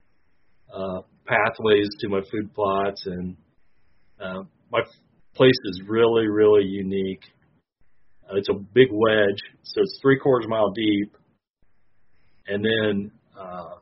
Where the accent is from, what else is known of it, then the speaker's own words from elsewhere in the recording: Clinton, Illinois, United States; I'm from Clinton, Illinois, my hometown. Born and raised there.